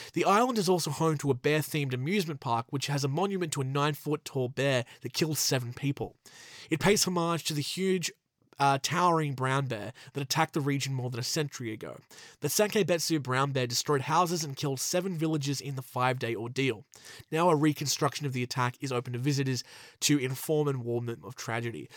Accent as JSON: {"language": "English", "country": "Australia", "said": "my home country of Australia"}